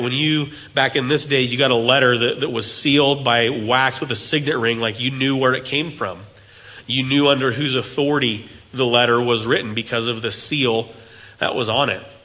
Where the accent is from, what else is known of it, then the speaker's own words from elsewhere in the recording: United States; As Americans